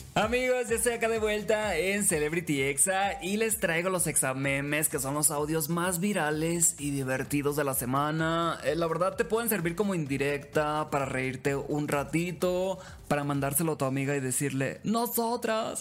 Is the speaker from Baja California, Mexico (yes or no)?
no; Los Mochis, Sinaloa, Mexico; soy originario de Los Mochis, Sinaloa